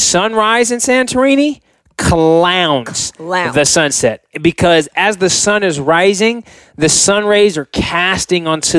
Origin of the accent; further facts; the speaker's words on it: California, United States; growing up in California, I've seen amazing sunsets